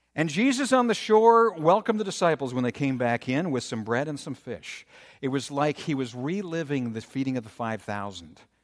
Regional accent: Minnesota, United States; growing up in Minnesota

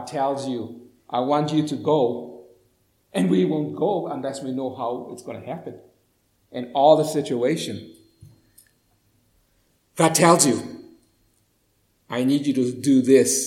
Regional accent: Hawaii, United States; moved away; I grew up in Hawaii.

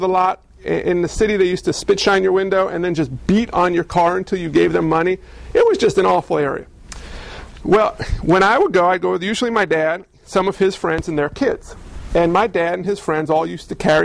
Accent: just outside New York City, United States; I grew up just outside New York City

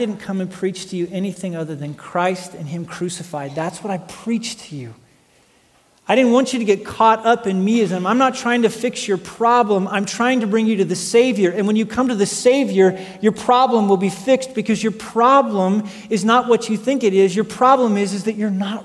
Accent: Wyoming, United States; I grew up in Wyoming.

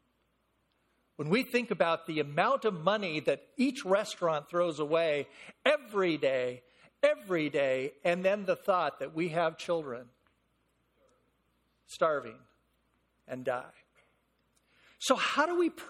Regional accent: San Fernando Valley, California, United States; I'm born and raised in the San Fernando Valley

